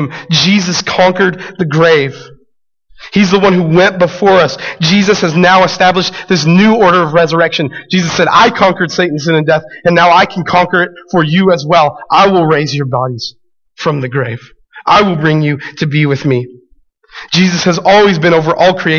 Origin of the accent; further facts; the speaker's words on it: Albuquerque, New Mexico, United States; growing up in Albuquerque, being a city boy